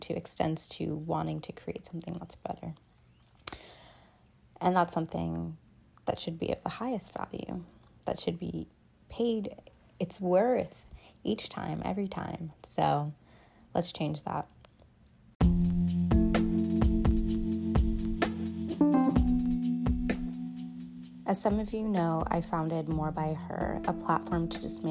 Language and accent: English; New York, United States; also born or lived in Massachusetts; I was born in New York State, and by the time I was 4 years old, I was actually living between states, between Massachusetts, the Berkshires, and New York, each weekend